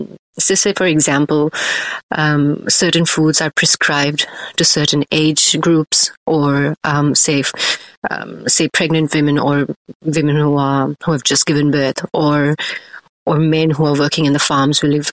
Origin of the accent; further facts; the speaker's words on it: Ahmedabad, Gujarat, India; I grew up in Ahmedabad, which is in west side of India, in Gujarat. Predominantly a vegetarian state.